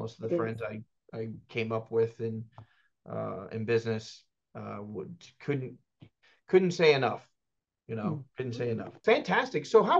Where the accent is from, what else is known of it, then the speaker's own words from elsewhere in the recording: Houston, Texas, United States; also born or lived in Dallas-Fort Worth, Texas; I lived in DFW from 88 to 2009, you know, so, and I was born in Houston